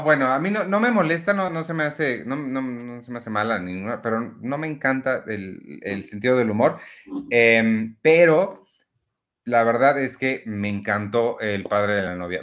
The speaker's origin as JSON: {"language": "Spanish", "region": "Mexico City", "country": "Mexico", "said": "nosotros somos son mexicanos mexicanos, mexicanos de la Ciudad de México"}